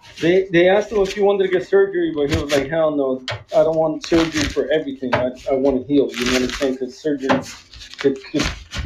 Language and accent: English; Los Angeles, California, United States; I was born in East